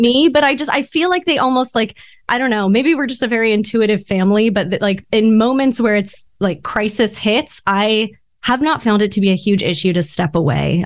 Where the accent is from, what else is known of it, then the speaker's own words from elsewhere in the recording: Orange County, California, United States; I grew up in Orange County